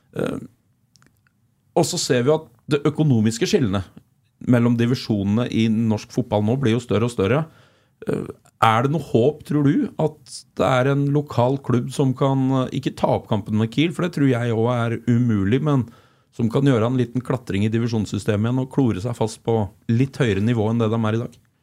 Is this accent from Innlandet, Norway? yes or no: yes; Flisa, Innlandet, Norway; som smågutt eh, vokste opp på Flisa